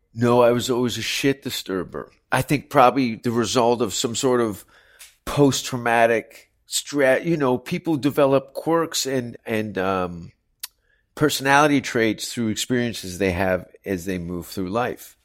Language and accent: English; Hamilton, Ontario, Canada; moved away; also born or lived in Toronto; the city that I grew up